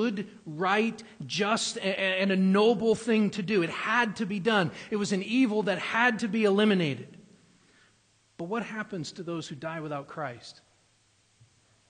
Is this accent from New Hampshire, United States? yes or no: yes; New Hampshire, United States; moved away; I grew up in New Hampshire